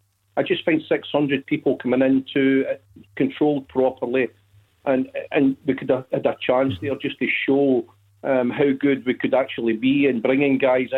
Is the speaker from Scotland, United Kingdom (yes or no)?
yes; Glasgow, Scotland, United Kingdom; moved away as an adult; now in Aberdeen, United Kingdom; I'm actually from Glasgow originally. I live up here now. I've been up here 19 years.